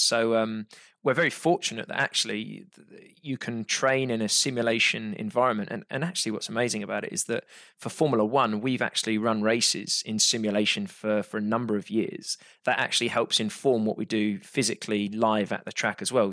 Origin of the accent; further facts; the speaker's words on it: United Kingdom; I'm British